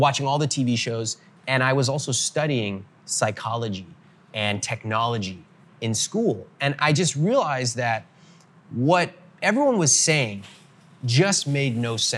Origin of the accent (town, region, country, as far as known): Northern California, United States; born or raised there